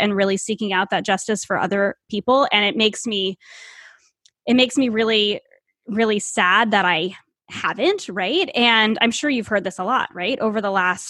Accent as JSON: {"language": "English", "region": "Northeast", "country": "United States", "tie": "born or raised there", "said": "I live in the Northeast. I grew up in the Northeast, and I grew up in an area that's not very diverse at all."}